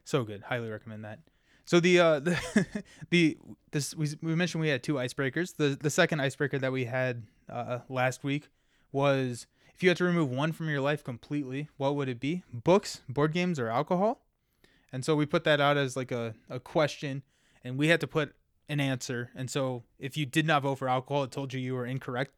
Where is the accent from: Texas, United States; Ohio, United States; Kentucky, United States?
Kentucky, United States; I'm from Kentucky